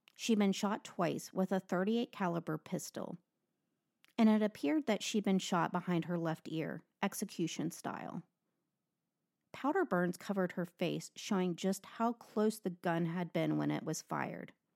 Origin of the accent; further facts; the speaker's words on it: Upper Panhandle, West Virginia, United States; I'm f, actually from the Upper Panhandle